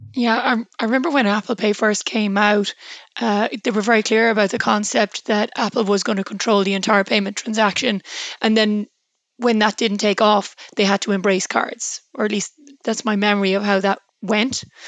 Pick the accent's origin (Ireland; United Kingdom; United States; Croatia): Ireland